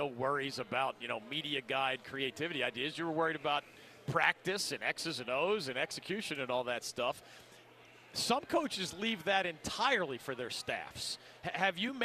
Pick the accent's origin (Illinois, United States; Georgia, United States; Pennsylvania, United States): Pennsylvania, United States; Philadelphia; I grew up in Philly